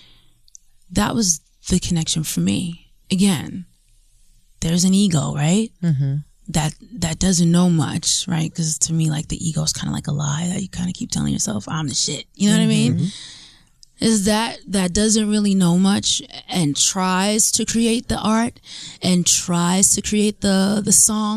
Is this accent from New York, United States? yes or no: yes; New York, United States; I'm from New York.